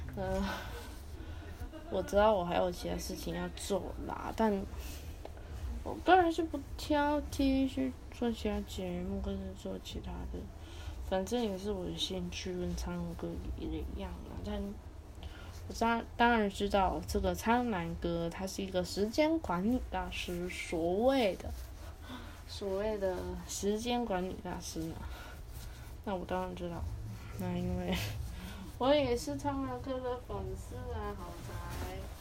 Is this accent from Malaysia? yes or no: no; Taiwan; 我是台湾人